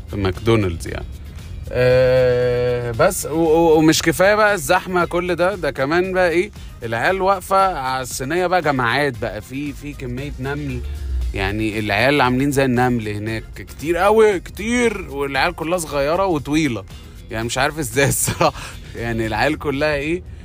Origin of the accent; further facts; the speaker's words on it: Alexandria Governorate, Egypt; احنا دلوقتي عندنا في اسكندريه